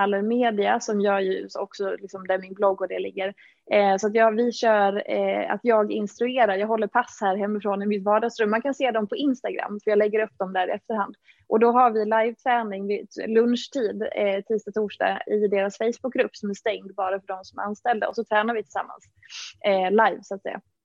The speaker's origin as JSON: {"language": "Swedish", "region": "Dalarna County", "country": "Sweden", "moved": "as an adult", "lives_now": "Stockholm, Sweden", "said": "Och jag är från Dalarna från början, har bott i Stockholm ja, i väldigt många år nu, sedan 2009"}